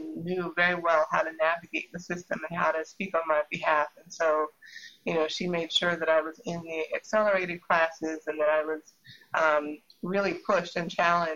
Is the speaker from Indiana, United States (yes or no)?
yes; Indianapolis, Indiana, United States; my siblings and I are, on my dad's side, the first generation born in Indianapolis